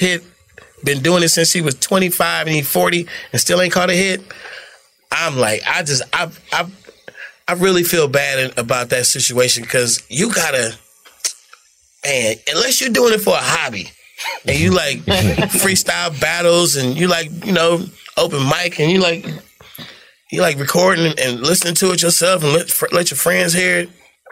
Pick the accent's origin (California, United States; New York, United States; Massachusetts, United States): California, United States; also born or lived in Atlanta, Georgia / Oakland; I'm from California